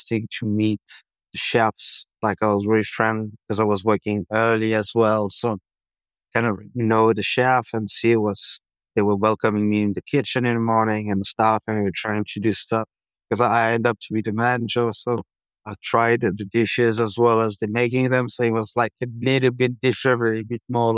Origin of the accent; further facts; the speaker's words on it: Dijon, Bourgogne-Franche-Comté, France; moved away; I was growing up in France